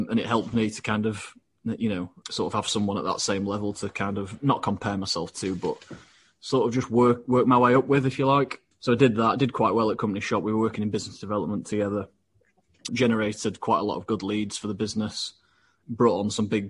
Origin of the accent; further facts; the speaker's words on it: Doncaster, Yorkshire and the Humber, United Kingdom; Born and bred in Doncaster